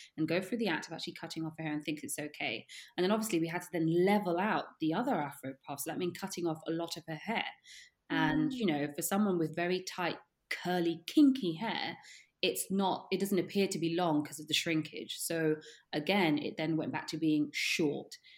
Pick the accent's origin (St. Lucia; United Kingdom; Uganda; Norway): St. Lucia; moved away; also born or lived in Netherlands; where I'm from, I mean, I was born in St. Lucia. So I went to school, was surrounded by people who looked like me.